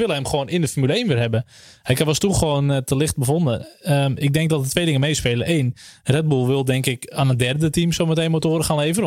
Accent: Netherlands; als Nederlander

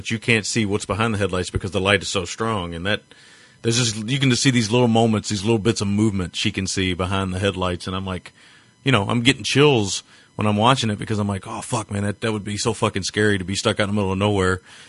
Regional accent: United States; I'm an American.

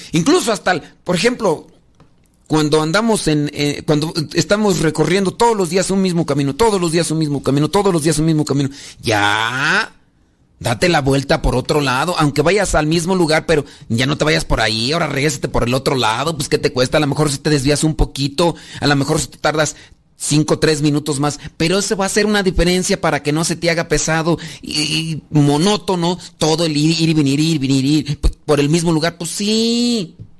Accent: Guanajuato, Mexico; yo soy de Guanajuato

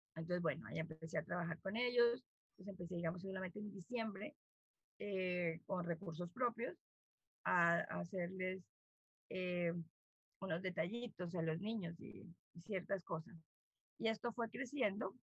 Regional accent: Bogotá, Colombia; moved away as an adult; now in Riohacha, Colombia; yo soy una bogotana

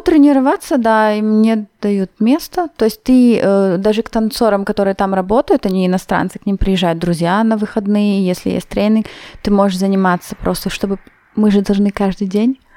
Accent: Chișinău, Moldova; also born or lived in Vienna, Austria; now in Innsbruck, Austria; мы были из Кишинева, несколько человек, я с, э, одноклассницей

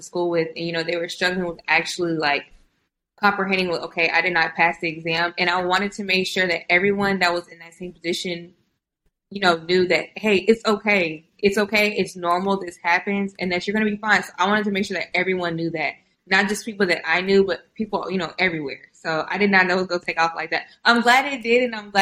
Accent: Houston, Texas, United States; born or raised there; also born or lived in Austin, Texas / College Station, Texas

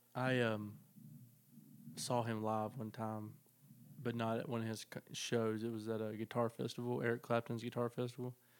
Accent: the South, United States; I'm from the South

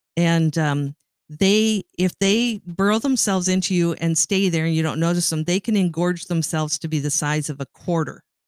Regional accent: Sault Ste. Marie, Ontario, Canada; moved away; I grew up in Sault Ste. Marie, Ontario, Canada

